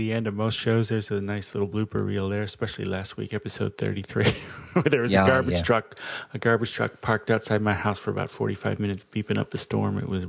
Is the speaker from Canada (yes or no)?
no; Australia; Whoops, I am Australian. I'm as girt by sea as anybody.